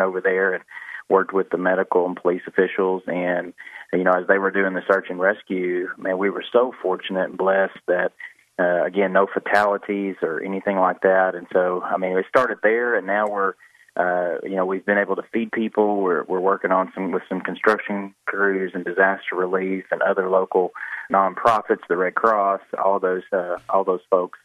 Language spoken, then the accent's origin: English; Jonesboro, Arkansas, United States; I grew up in Jonesboro.